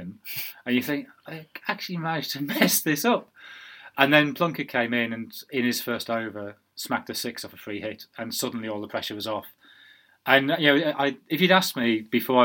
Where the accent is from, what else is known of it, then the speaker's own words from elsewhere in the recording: Sunderland, North East England, United Kingdom; moved away; I'm from Sunderland. Durham is my county